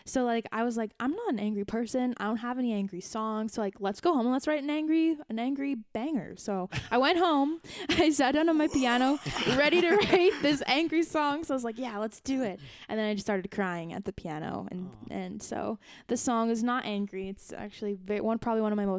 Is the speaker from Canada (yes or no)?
yes; Canada; I'm a Canadian